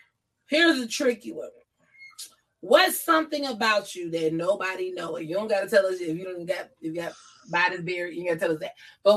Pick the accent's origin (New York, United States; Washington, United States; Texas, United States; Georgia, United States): Georgia, United States; now in California, United States; I moved to Cali from Georgia. You know what I'm saying? I get attached.